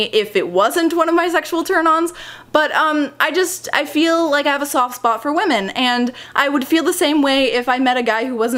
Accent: United States; as an American

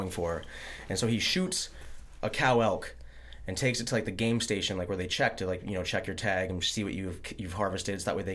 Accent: Kalispell, Montana, United States; Same thing from like even back where I'm from. It's, it's. Where are you from? Uh, Kalispell, Montana.

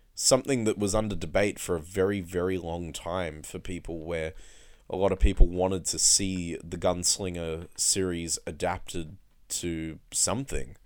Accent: Blue Mountains, New South Wales, Australia; growing up in the Blue Mountains

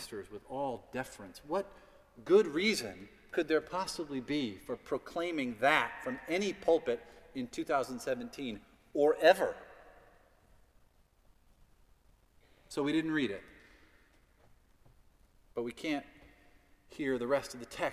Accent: United States; as an American

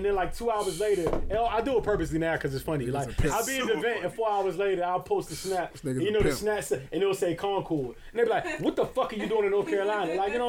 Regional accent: Barbados; I'm from Barbados.

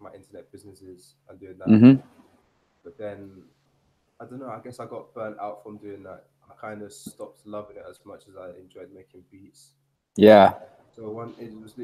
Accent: London, United Kingdom; moved away as an adult; now in Seville, Spain; I'm from London, England originally. Right now I'm living in Spain. I'm living in Sevilla

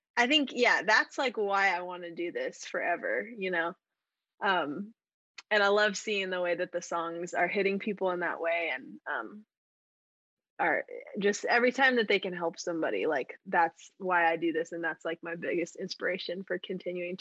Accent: Colorado Springs, Colorado, United States; moved away as an adult; now in Nashville, United States; I grew up in Colorado Springs, around the mountains

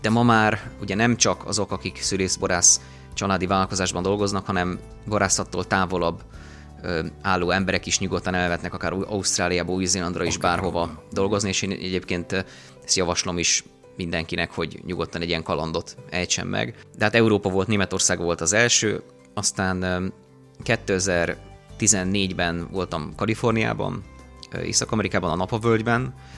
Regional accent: Villány, Baranya, Hungary; ott nőttünk fel a pince meg a szőlő környékén

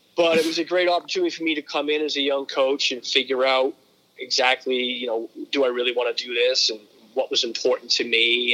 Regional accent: Berlin, New Hampshire, United States; I grew up in northern New Hampshire in a uh, you know it was a predominantly uh, mill town, Berlin, New Hampshire

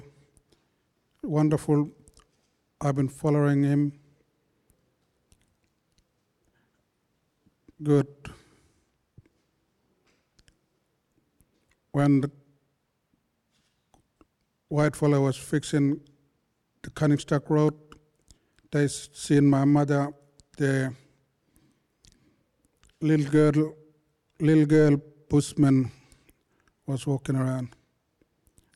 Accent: Newman, Western Australia, Australia; We're from Western Australia, Pilbara, Newman

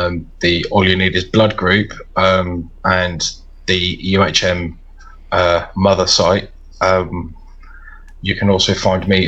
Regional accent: England, United Kingdom; I'm English

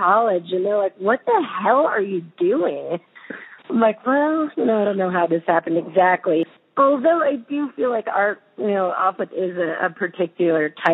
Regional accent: Montana, United States; I'm from Montana

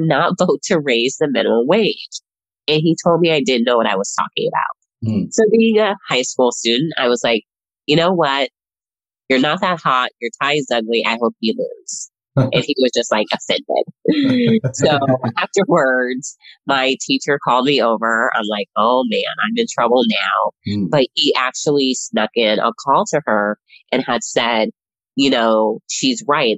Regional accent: Las Vegas, Nevada, United States; moved away as an adult; now in Washington, DC, United States; I am one of those people who was actually born and raised in Las Vegas, Nevada

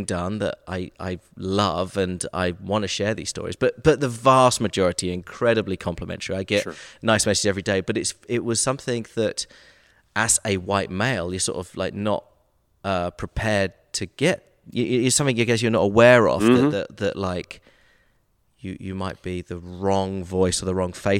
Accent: Brighton, South East England, United Kingdom; also born or lived in Nashville; now in Atlanta, United States; I'm from the south coast of England, Brighton.

